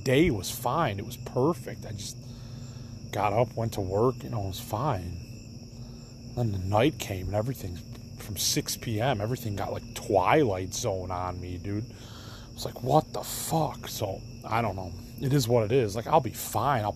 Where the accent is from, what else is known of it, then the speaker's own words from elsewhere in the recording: Elmhurst, Illinois, United States; I'm from Elmhurst